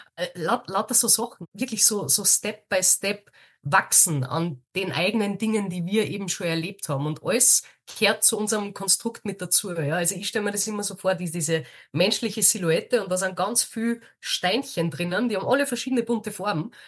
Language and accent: German; Austria; bei uns in Österreich